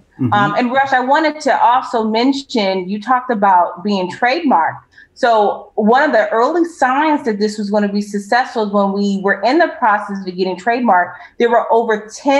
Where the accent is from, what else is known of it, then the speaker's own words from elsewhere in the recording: Los Angeles, California, United States; I'm from Los Angeles, so they call me ….